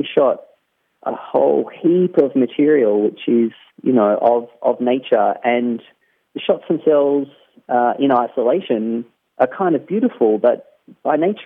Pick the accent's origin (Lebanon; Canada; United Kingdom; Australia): Australia; I grew up in the Australian bush